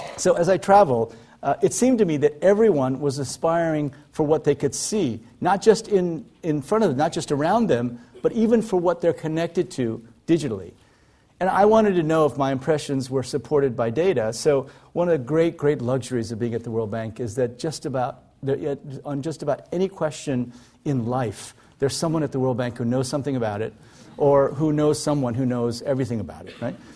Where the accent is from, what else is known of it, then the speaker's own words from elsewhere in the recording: Iowa, United States; moved away; also born or lived in South Korea; I grew up in Iowa, in the middle of, uh, of the United States, in a very rural area.